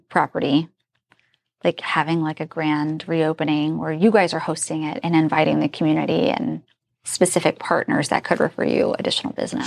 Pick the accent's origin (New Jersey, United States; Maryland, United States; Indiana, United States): Indiana, United States; now in Northern Virginia, United States; I'm from Indiana